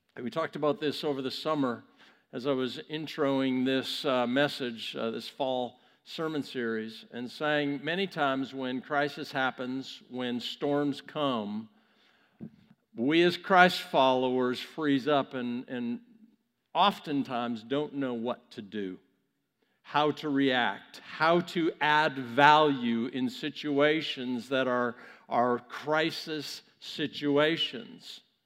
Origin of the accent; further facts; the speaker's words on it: Vancouver, British Columbia, Canada; my hometown of Vancouver, Canada